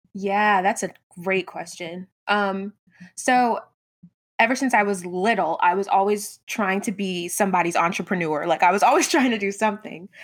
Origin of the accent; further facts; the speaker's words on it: Georgia, United States; also born or lived in Brooklyn, New York; I was born in Brooklyn, New York, but moved to a little suburb in Georgia when I was, like, eight. I've been here ever since.